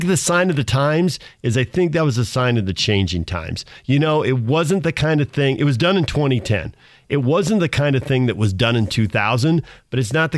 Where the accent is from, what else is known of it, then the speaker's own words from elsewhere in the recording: California, United States; Growing up in Southern California, and there was a massive, massive fire.